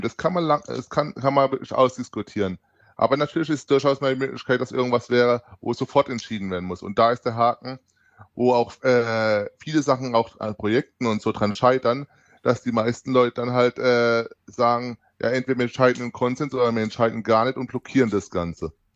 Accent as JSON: {"language": "German", "area": "near Heidelberg", "region": "Baden-Württemberg", "country": "Germany", "said": "ich komme aus dem Südwesten der Bananenrepublik Deutschland um genau zu sein, aus der Nähe von Heidelberg"}